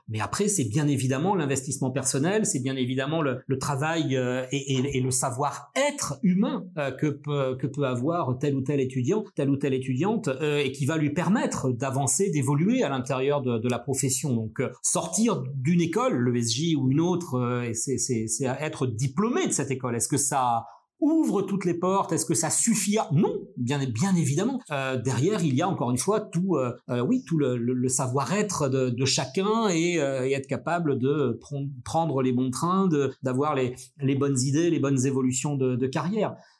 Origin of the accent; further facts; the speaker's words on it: Brest, Brittany, France; moved away as an adult; now in Lille, France; moi je viens de Brest, je viens du, fin fond de la Bretagne, euh, un peu la, la, campagne à une dizaine, quinzaine de kilomètres euh, de Brest.